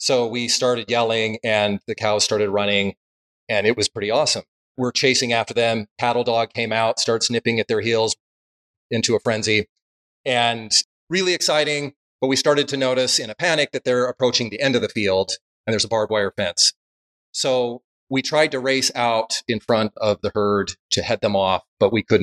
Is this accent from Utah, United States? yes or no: yes; Salt Lake City, Utah, United States; I grew up in Salt Lake area